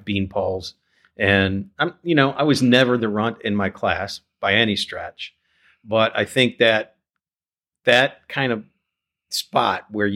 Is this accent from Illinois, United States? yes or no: yes; Chicago, Illinois, United States; growing up in Chicago